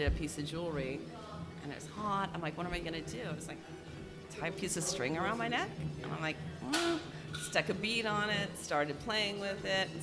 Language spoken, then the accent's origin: English; Montana, United States; now in Brooklyn, United States; I grew up in Montana, but I've been living in Brooklyn for a very long time now.